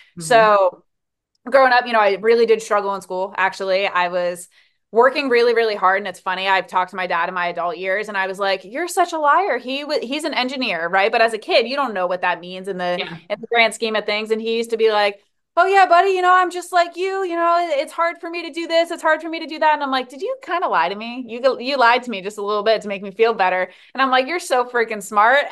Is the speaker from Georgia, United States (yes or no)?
no; New Jersey, United States; moved away as an adult; now in Hawaii, United States; So I grew up in New Jersey, born and raised